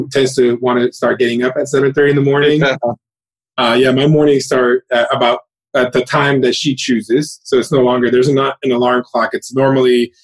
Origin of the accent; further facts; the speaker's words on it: Miami, Florida, United States; moved away as an adult; also born or lived in New York; now in Jersey City, United States; I'm originally from Miami